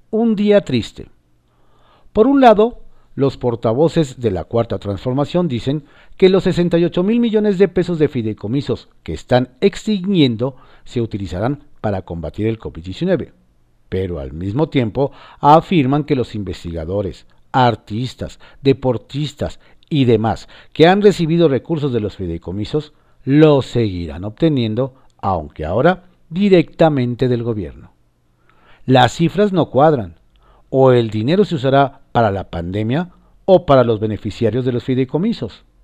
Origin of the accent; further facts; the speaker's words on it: Mexico; ¿Ya entiende nuestra frustración de que como mexicano no vivimos en Estado de Derecho?